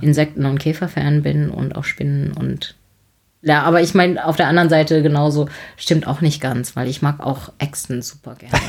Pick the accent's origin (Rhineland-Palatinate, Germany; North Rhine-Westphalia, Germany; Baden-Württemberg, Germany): Baden-Württemberg, Germany; Heidelberg; ich komme aus Heidelberg